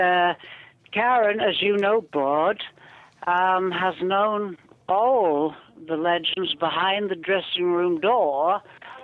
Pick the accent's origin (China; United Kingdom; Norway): United Kingdom; the north of England; accent: northern English; my northern English accent